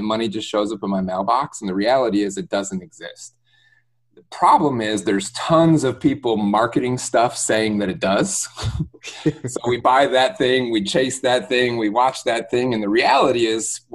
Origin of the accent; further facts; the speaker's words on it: Detroit, Michigan, United States; moved away as an adult; now in Tampa, United States; I'm born and raised in Metro Detroit, Michigan area